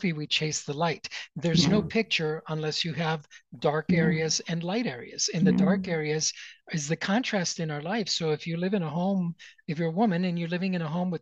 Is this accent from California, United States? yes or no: no; Chicago, Illinois, United States; moved away as an adult; also born or lived in Chile / Venezuela / Puerto Rico / Los Angeles; now in Denver, United States; I was born in Chile. And I came to this country when I was 7 years old, legally, right? My parents migrated from Chile to Venezuela, to Puerto Rico, finally to Chicago. And so I grew up